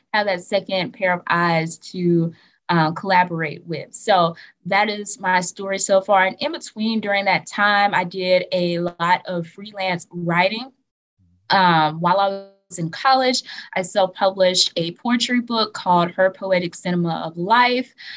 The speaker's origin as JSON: {"language": "English", "town": "Atmore", "region": "Alabama", "country": "United States", "said": "I am not from Montgomery. I am from Atmore, Alabama."}